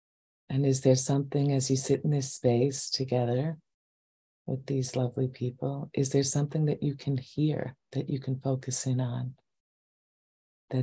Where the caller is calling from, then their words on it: New York, United States; I'm coming from New York and we've had some very heavy air.